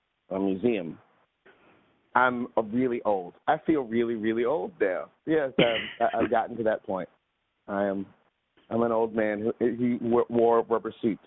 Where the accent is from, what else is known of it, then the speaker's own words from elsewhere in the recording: New York City, New York, United States; in Brooklyn, because that's where I'm from